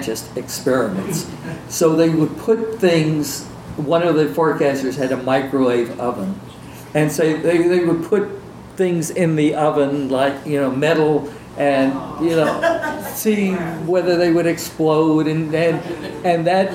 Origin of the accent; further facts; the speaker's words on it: New York City, New York, United States; growing up in New York City, in Manhattan